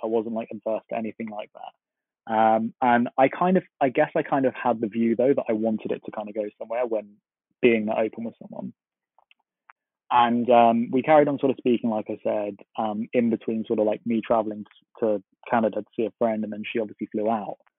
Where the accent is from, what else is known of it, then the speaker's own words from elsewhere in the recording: London, United Kingdom; I am from London, from the UK.